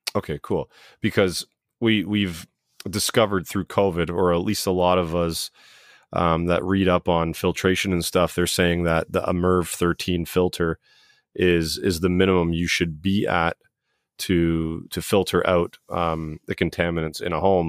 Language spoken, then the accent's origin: English; Brampton, Ontario, Canada; I grew up in Brampton